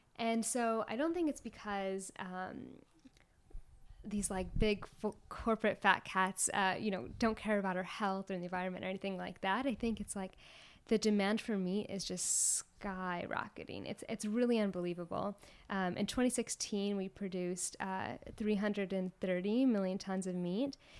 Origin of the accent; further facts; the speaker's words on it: United States; moved away; also born or lived in Kansas / Texas; I grew up in Kansas and Texas